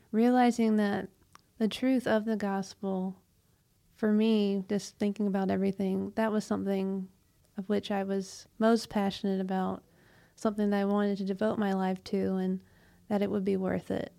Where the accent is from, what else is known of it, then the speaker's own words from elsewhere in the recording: Bremen, Georgia, United States; I was born and raised in Bremen, Georgia, so that's about forty-ish miles west of Atlanta.